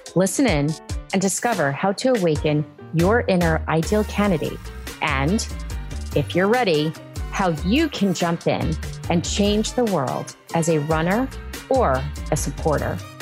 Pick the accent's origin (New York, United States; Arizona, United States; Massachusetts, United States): Massachusetts, United States; I'm from Massachusetts